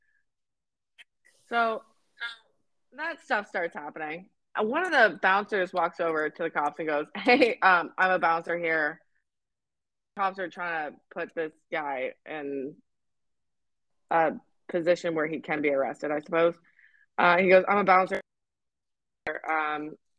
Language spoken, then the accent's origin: English; Canada; I'm Canadian